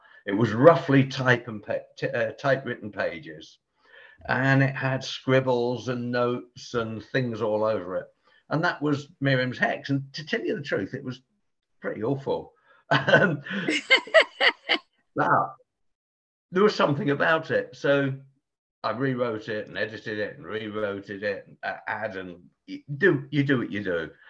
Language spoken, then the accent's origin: English; Portsmouth, South East England, United Kingdom; born there; also born or lived in Bristol / London; I was born down in Portsmouth on the south coast, and migrated north via like Bristol and other places, London, Bristol, and eventually I found myself here.